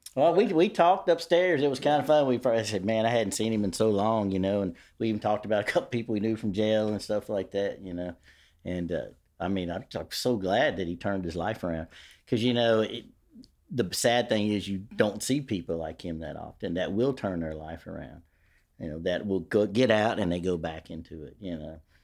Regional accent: Shreveport, Louisiana, United States; I grew up in Queensboro. Queensboro was my world

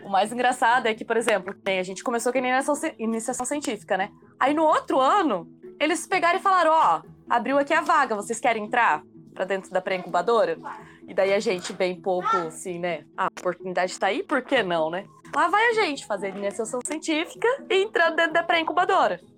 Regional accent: Toledo, Paraná, Brazil; sou aqui então de Toledo mesmo, moro e estudo aqui

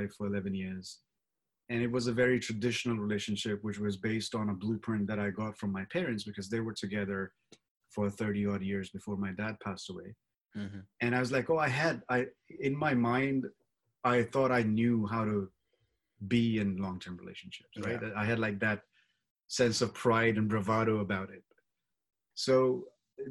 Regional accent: India; I grew up in India

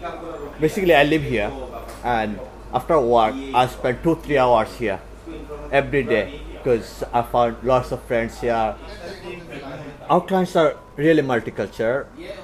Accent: Bangladesh; moved away as an adult; now in Portugal; I'm from Bangladesh. I'm in Portugal since 2015, and I'm working here.

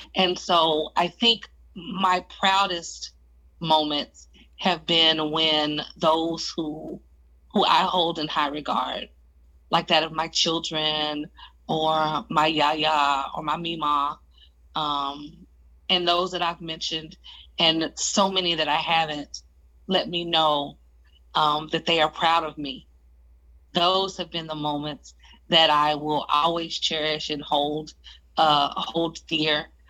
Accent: Oklahoma, United States; I come from Oklahoma

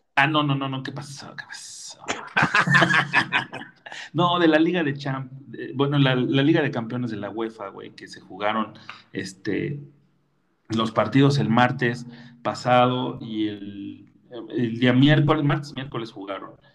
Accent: Mexico City, Mexico; Yo soy de San Pedro Jalpa, a buena ley.

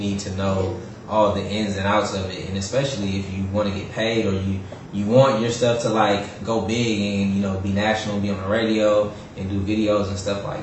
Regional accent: Oakland, California, United States; I'm from Oakland, California

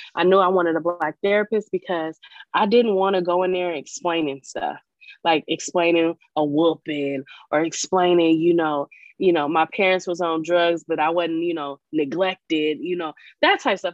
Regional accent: Portland, Oregon, United States; I was born and raised in Portland, Oregon

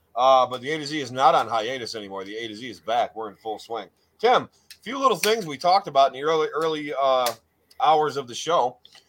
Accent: United States; I'm just not German, man. I'm American. I'm not German. I'm American.

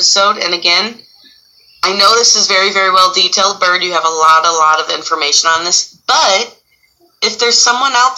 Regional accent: Illinois, United States; We're from Illinois

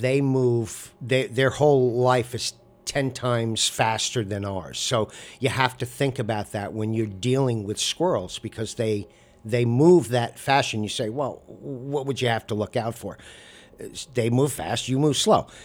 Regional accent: Amagansett, New York, United States; also born or lived in Southampton; I was born and raised in Amagansett

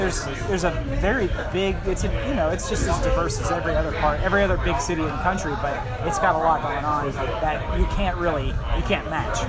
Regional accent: Fort Walton Beach, Northwest Florida, United States; now in Orlando, United States; I'm from Northwest Florida. Fort Long Beach represent.

